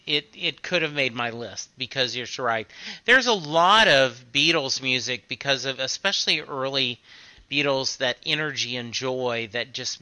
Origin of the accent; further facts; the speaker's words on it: Dallas, Texas, United States; we're both from the Dallas area.